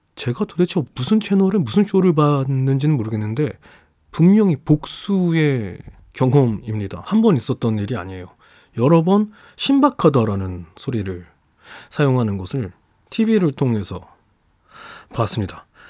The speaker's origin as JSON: {"language": "Korean", "region": "Jeju", "country": "South Korea", "tie": "born or raised there", "said": "고향이 제주도인 게 밝혀지는 것과"}